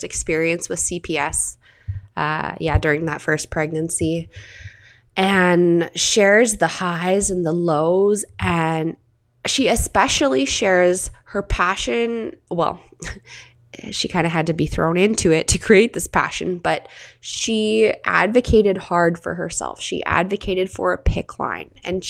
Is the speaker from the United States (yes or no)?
no; Canada; I'm your Canadian host